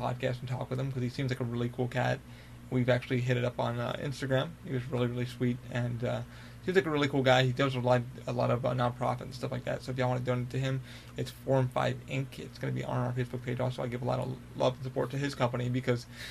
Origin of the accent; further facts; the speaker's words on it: Albany, New York, United States; I'm from Albany, New York